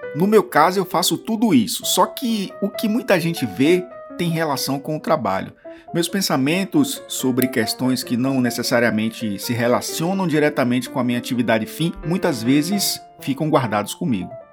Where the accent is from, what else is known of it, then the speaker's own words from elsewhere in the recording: Bahia, Brazil; sou baiano